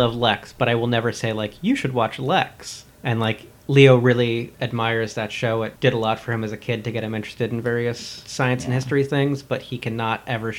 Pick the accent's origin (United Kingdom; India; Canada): United Kingdom; England; I mean, I'm English.